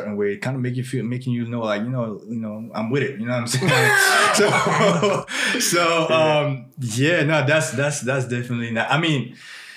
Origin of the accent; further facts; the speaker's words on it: France; also born or lived in Burkina Faso; now in United States; I was born in West Africa. I was raised in France.